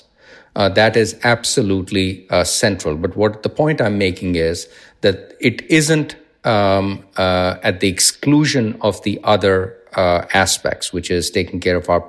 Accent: India; moved away; When I was growing up in India

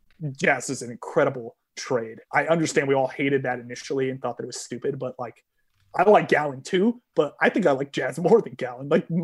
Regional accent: Northeast, United States; I grew up in the Northeast.

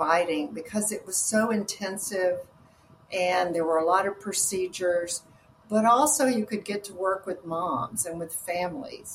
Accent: the South, United States; now in Austin, United States; growing up in the South

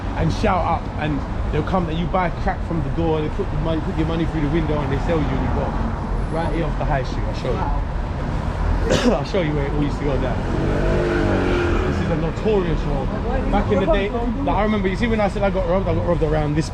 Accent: London, United Kingdom; I'm from here. Hackney is the most multicultural place

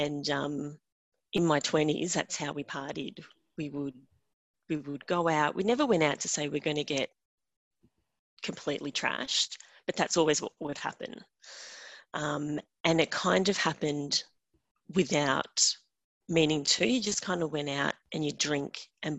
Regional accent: Australia; I'm from Australia

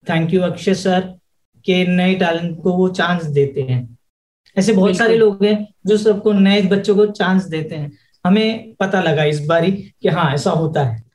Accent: Delhi, India; हम बेसिकली दिल्ली से हैं और हमारी जो फैमिली और हमारे जो रूट्स हैं वो राजस्थान

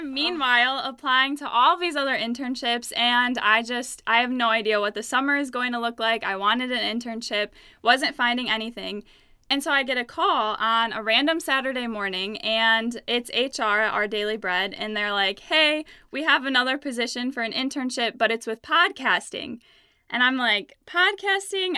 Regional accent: Ludington, Michigan, United States; I am from Ludington, Michigan, and it's a small town on Lake Michigan. And I'm not a fan of small towns. I loved growing up there

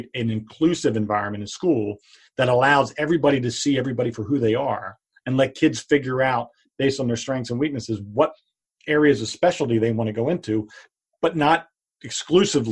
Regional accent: Pottstown, Pennsylvania, United States; my hometown of Pottstown

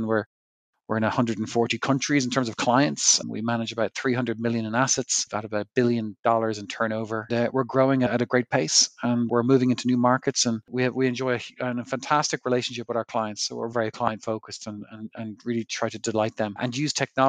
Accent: Ireland; moved away as an adult; now in United States; So I found myself in Wall Street after I qualified from college. And I moved there from Ireland, and I worked in banks

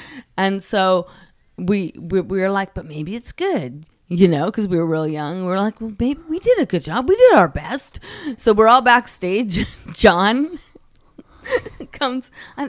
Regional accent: Oceanside, California, United States; Well, you know, my hometown is Oceanside. So I had a lot of family down there and friends in that audience who knew me

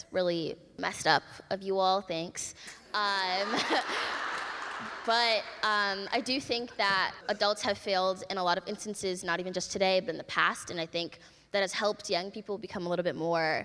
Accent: Minneapolis, Minnesota, United States; I'm from Minneapolis, Minnesota.

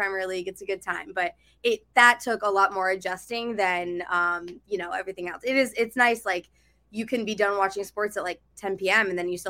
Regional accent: New Hampshire, United States; now in Portland, United States; I'm from New Hampshire. My family's on the East Coast

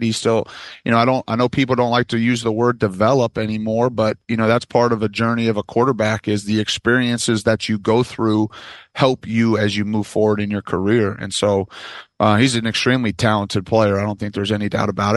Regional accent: Michigan, United States; I'm from Michigan

